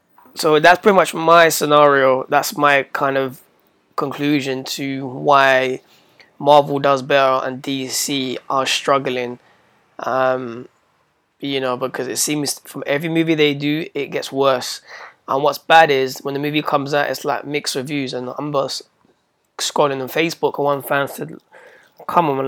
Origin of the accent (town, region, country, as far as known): United Kingdom